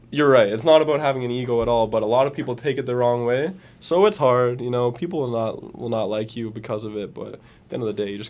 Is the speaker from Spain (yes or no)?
no; Fergus, Ontario, Canada; Fergus. Bro. Yeah. Let's fucking go. I wanted to bring him out there just because it was like my hometown